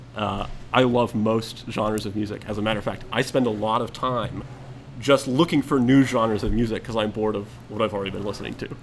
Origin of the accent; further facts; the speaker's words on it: Atlanta, Georgia, United States; I was born, raised in Atlanta I'd say for about 10 years